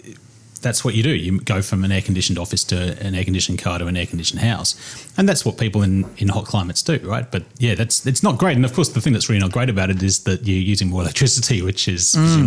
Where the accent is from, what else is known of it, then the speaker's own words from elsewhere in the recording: England, United Kingdom; now in Australia; when I go to the UK, everyone thinks I'm Australian, but Aussies generally can tell that I'm a POM.